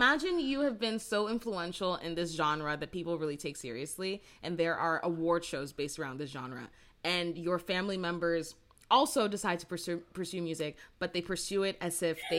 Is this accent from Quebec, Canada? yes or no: no; Brampton, Ontario, Canada; I grew up in Brampton